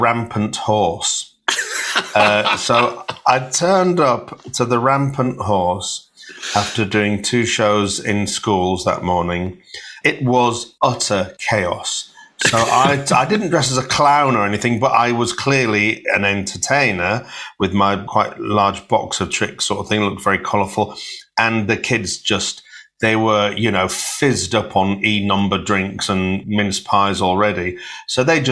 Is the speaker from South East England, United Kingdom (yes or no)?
no; Hull, Yorkshire and the Humber, United Kingdom; I'm from Hull, and I was born on a council estate. I was born on a council estate called Bransholme